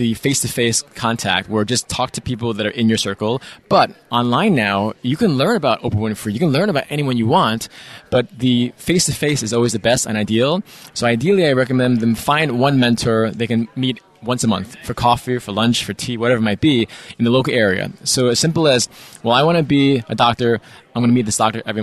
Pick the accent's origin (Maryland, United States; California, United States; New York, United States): New York, United States; New York City; Born and raised in New York City